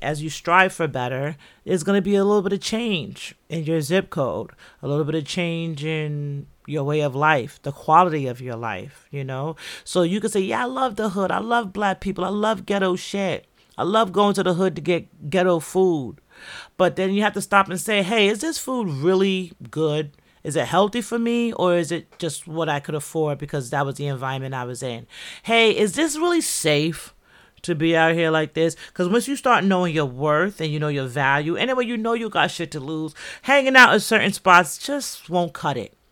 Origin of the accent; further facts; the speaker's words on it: New York City, New York, United States; also born or lived in Jamaica; I'm from the Bronx.